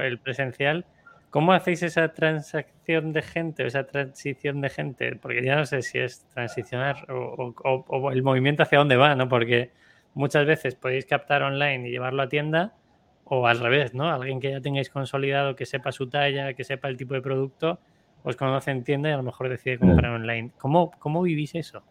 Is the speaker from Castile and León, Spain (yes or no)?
yes; Segovia, Castile and León, Spain; yo soy de Segovia